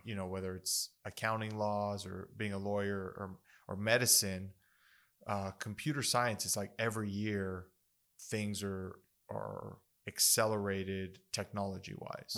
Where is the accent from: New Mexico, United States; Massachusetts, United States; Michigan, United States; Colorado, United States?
New Mexico, United States; Las Cruces; I, I grew up in Las Cruces